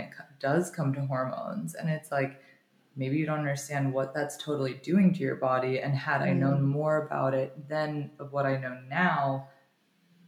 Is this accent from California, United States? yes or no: no; Florida, United States; also born or lived in New York; I was mostly growing up in Florida, and I would go to New York for the summertime